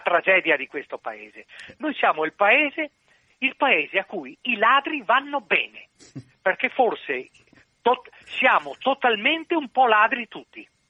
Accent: Venice, Veneto, Italy; essendo veneziano

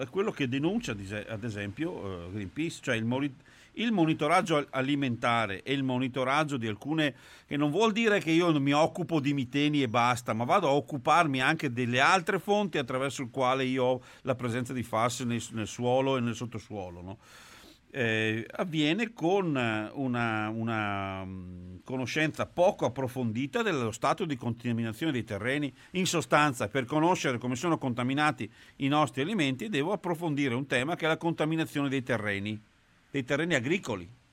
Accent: Trissino, Veneto, Italy; io sono di Trissino

